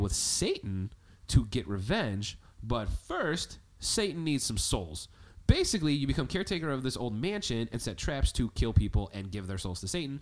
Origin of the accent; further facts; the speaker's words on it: Chicago, Illinois, United States; We're from Chicago